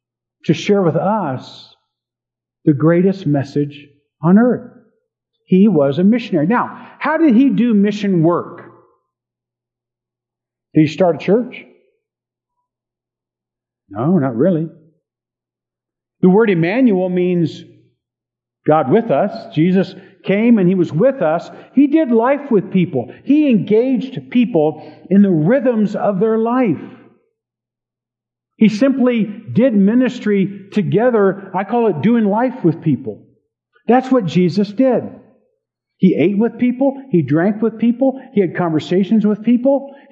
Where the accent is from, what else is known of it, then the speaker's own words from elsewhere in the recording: Hampton, Virginia, United States; born there; also born or lived in Okinawa, Japan; I grew up in the Air Force. I was born on an Air Force base, Langley Air Force Base in Hampton, Virginia. We were at Kadena and Okinawa for a while.